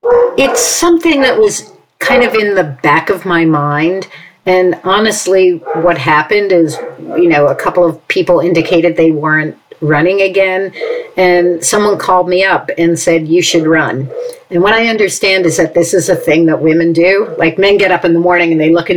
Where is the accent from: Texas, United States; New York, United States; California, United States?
New York, United States; New York City; moved away as an adult; now in Princeton, United States; I grew up in New York City and, you know, lived there my entire childhood on the Upper West Side of Manhattan.